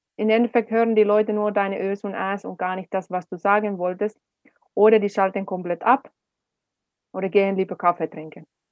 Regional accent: Finland; German is a second language; also born or lived in Swabia, Germany; now in Germany; Als Finnin in Deutschland

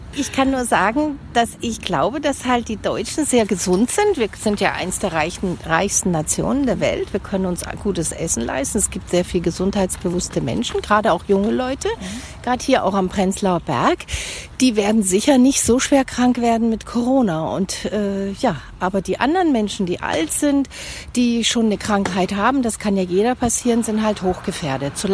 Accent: France; now in Berlin, Germany; Ich bin auch Französin

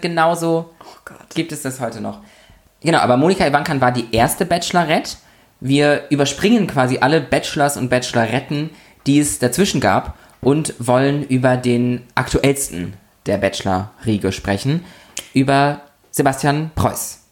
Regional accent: Lübeck, Schleswig-Holstein, Germany; born or raised there; moved away

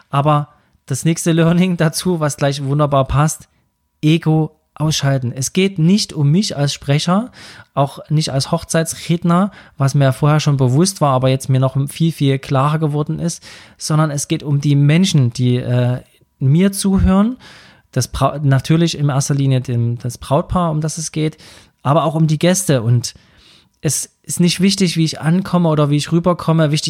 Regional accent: Saxony, Germany; accent: Saxon; kann ich meinen sächsischen Dialekt hier anbringen.

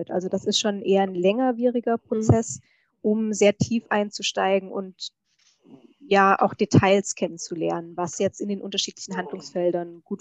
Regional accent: Hessian Rhön, Hesse, Germany; moved away as an adult; also born or lived in Würzburg; now in Dresden, Germany; Ja, ich komme ursprünglich aus der hessischen Rhön

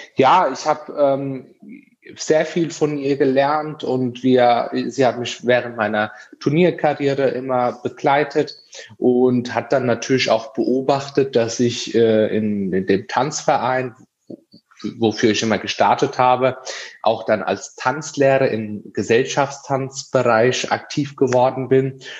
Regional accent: Aschaffenburg, Bavaria, Germany; ich komme aus Aschaffenburg

